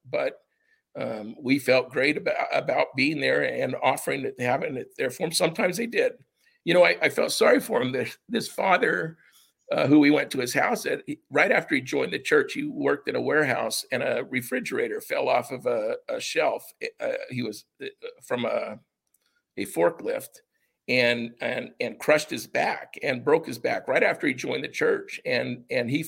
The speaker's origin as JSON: {"language": "English", "country": "United States", "also_born_or_lived": "Japan", "said": "as an American"}